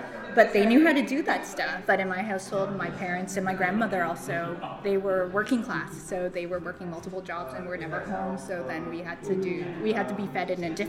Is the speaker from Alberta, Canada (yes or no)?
no; Toronto, Ontario, Canada; So yeah, it was a really different environment where I grew, how I grew up in Toronto as a Chinese Canadian